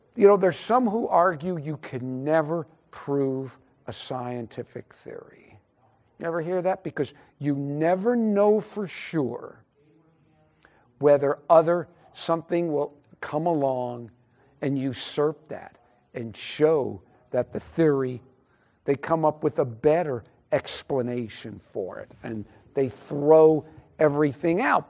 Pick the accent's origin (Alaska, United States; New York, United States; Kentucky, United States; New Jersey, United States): New York, United States; Albany; I was born in Albany, New York